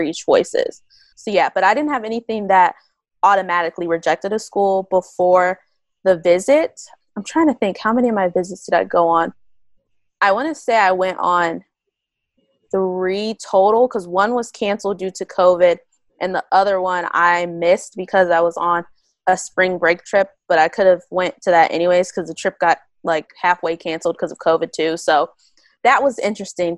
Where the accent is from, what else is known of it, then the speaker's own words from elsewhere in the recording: Midwest, United States; I'm from the Midwest